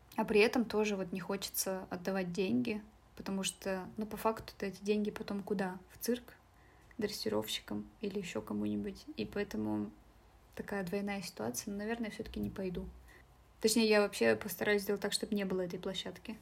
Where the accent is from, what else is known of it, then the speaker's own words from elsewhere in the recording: Yakshina, Sverdlovsk Oblast, Russia; now in Nizhny Tagil, Russia; я художница из деревни Якшина